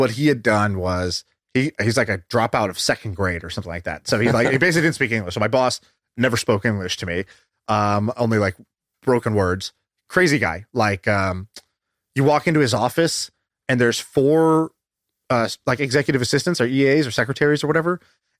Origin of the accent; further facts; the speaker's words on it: Tulsa, Oklahoma, United States; born there; also born or lived in Denver / Texas / China / Indonesia; Tulsa. Yeah. Denver, Texas, China, Indonesia, Australia, San Francisco. Yeah, that's it. And maybe a little bit of London too.